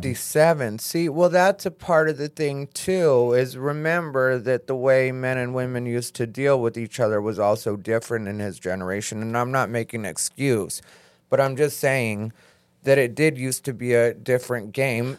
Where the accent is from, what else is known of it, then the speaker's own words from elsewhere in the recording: Arizona, United States; I'm from Arizona